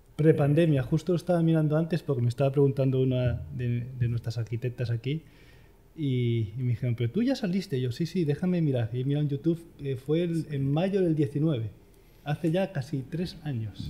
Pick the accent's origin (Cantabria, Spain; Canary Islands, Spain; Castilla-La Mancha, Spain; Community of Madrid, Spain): Community of Madrid, Spain; Madrid; Nací en Madrid, soy madrileño, de madre asturiana y de padre toledano